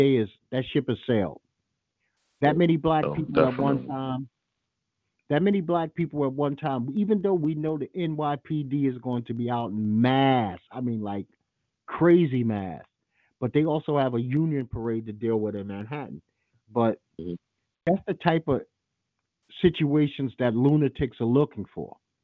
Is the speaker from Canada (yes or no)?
no; Trinidad & Tobago; No, I'm not from Jamaica. My wife is straightening out in a second. I'm from Trinidad, dumbass.